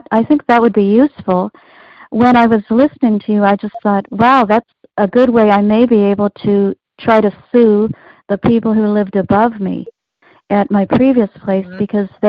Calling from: East Coast, United States; I'm calling from the East Coast.

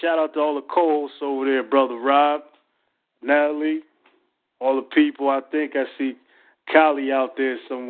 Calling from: Philadelphia, Pennsylvania, United States; Yeah, you already know I'm calling from Philadelphia, Pennsylvania.

